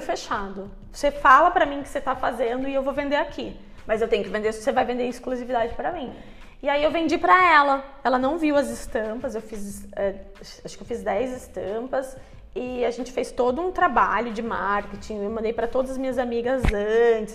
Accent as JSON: {"language": "Portuguese", "town": "Curitiba", "region": "Paraná", "country": "Brazil", "tie": "born or raised there", "moved": "yes", "said": "eu cresci em Curitiba, né, que é uma cidade, é uma capital"}